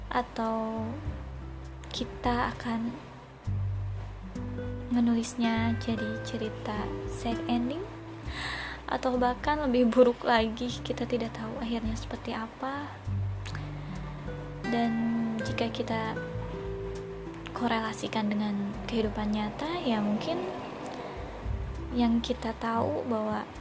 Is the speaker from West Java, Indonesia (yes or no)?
yes; Bandung, West Java, Indonesia; saya asli Bandung Dan sekarang sedang menekuni pekerjaan di salah satu lembaga di Jakarta sebagai staf keuangan